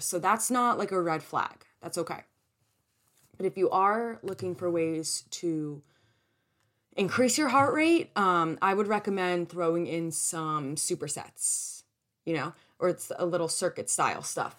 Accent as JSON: {"language": "English", "region": "New Jersey", "country": "United States", "said": "I'm from New Jersey"}